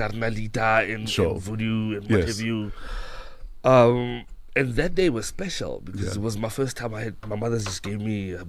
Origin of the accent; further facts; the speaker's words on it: Pretoria, Gauteng, South Africa; moved away as an adult; now in Cape Town, South Africa; I'm from Mabubani. Yes. In Pretoria. I live in Cape Town now.